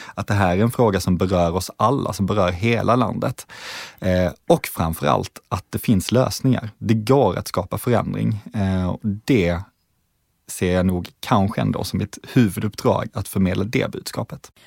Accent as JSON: {"language": "Swedish", "town": "Malmö", "region": "Skåne", "country": "Sweden", "tie": "born or raised there", "said": "jag kommer från Malmö, född och uppvuxen där."}